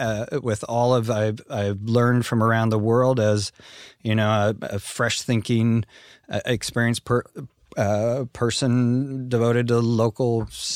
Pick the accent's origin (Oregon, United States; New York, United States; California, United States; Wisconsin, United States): Oregon, United States; Newport; Well, I grew up in Newport, Oregon, and I remember delivering the newspapers for the Oregonian and the Oregon Journal